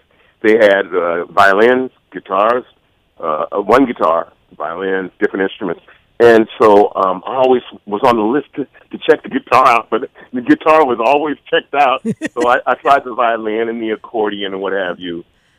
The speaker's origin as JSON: {"language": "English", "town": "San Francisco", "region": "California", "country": "United States", "tie": "born or raised there", "said": "I was born in San Francisco, raised in the Bay Area for the most part, you know. But my grandmother... My mother's side is Arkansas. My father is from Cleveland, Mississippi."}